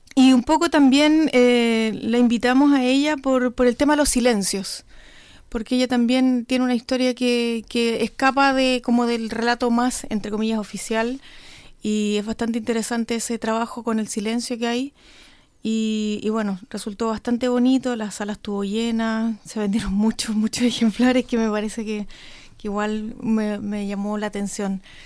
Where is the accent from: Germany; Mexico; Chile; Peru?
Chile; Coyhaique, Aysén; yo soy de Coyhaique